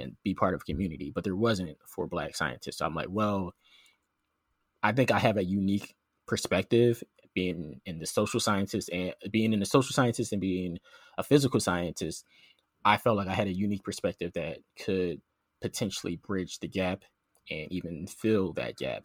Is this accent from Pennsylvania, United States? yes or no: yes; Philadelphia, Pennsylvania, United States; moved away as an adult; now in Georgia, United States; I grew up in South Philly, uh, spent most of my life in, in Philly until college